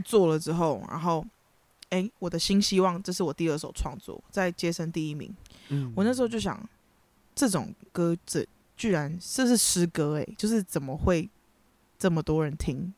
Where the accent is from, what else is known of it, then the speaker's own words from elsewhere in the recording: Kaohsiung, Taiwan; moved away as an adult; now in Taipei, Taiwan; 我是高雄人啦